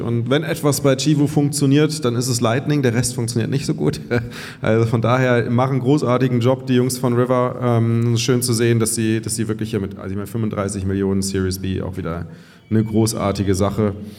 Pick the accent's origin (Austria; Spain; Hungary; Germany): Germany; Cologne, North Rhine-Westphalia; moved away; also born or lived in Bavaria